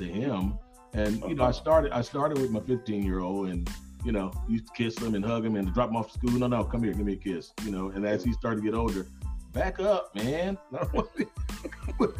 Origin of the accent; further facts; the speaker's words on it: Los Angeles, California, United States; I grew up in South Central